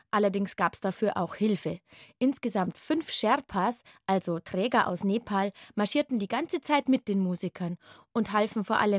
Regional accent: Bavaria, Germany; Volksmusik bei uns in Bayern.

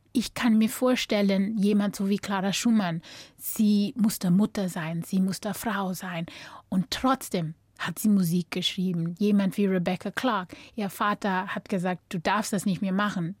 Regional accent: North West, South Africa; German is a second language; moved away as an adult; also born or lived in Cape Town, South Africa / New York, United States / Augsburg, Germany; now in Germany; Ich bin so überall in Südafrika aufgewachsen. Ich bin in Kapstadt geboren. Dann mit sechs Jahren alt sind wir dann umgezogen nach Bob

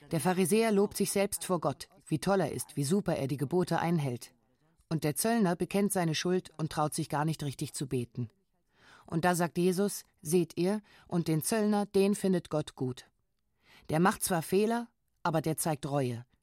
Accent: Gera, Thuringia, Germany; moved away; Ich bin auch emigriert, also von Ost nach West. Ich komme eigentlich aus Gera, aus einem sehr christlichen Elternhaus. Und zur Ausbildung bin ich halt hierher, in den Westen.

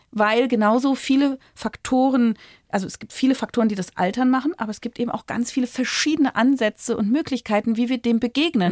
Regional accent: Berlin, Germany; ich komme aus Berlin

